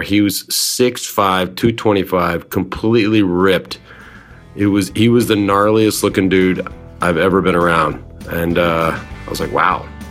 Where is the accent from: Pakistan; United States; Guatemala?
United States; Dallas, Texas; I grew up in Dallas, watched every Dallas Cowboys game I could